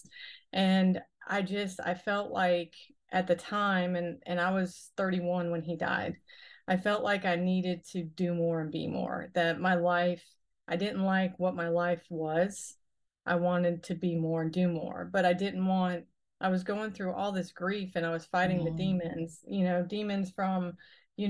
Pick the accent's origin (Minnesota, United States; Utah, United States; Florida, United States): Florida, United States; Pompano Beach; now in Hahira, United States; I'm originally from Pompano Beach, Florida, and down in Broward County